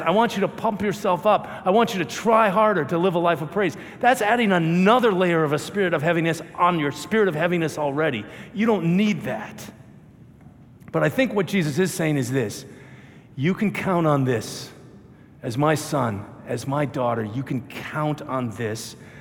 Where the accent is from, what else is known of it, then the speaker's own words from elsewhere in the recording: Minnesota, United States; I'm from Minnesota